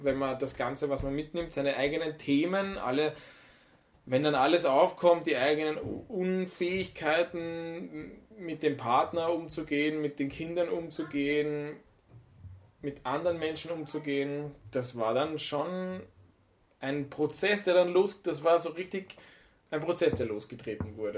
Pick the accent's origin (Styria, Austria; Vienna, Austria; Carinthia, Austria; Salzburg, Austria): Vienna, Austria; moved away; wir kommen ja aus der Stadt, aus Wien